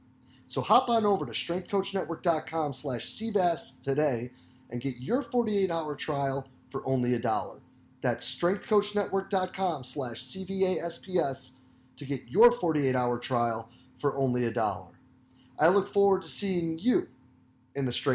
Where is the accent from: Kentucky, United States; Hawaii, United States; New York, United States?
New York, United States; Rochester; I'm from Rochester.